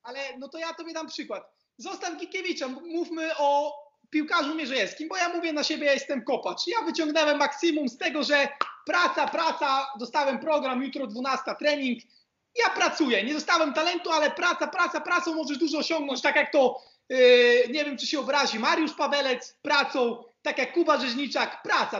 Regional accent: Poland; moved away as an adult; also born or lived in Croatia / Jordan; now in Split, Croatia; jak Polak rozmawiam

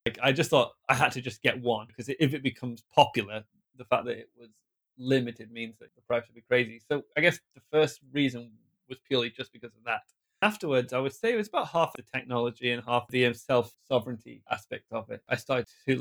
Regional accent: a small town in the middle of England, United Kingdom; first language English; moved away as an adult; also born or lived in Japan; I'm from England, a small town in England, in the middle of England

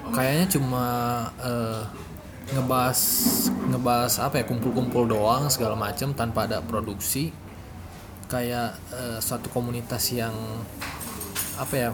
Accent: Sumatra, Indonesia; Saya dari Sumatera, dari Sumatera jauh naik pesawat.

